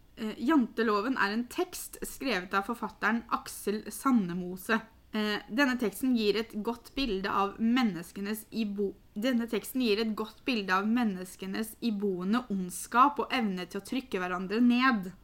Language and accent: Norwegian; Norway; som nordmenn